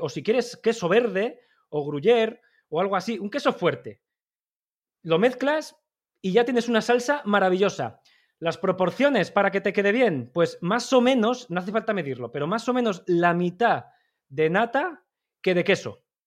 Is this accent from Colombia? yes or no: no; Basque Country, Spain; los vascos